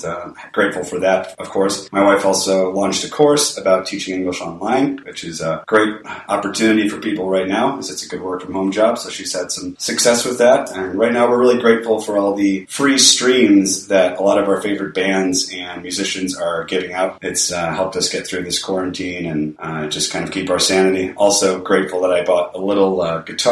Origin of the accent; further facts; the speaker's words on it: Detroit, Michigan, United States; now in Medellin, Colombia; I'm an American from Detroit, Michigan, currently in Medellin, Colombia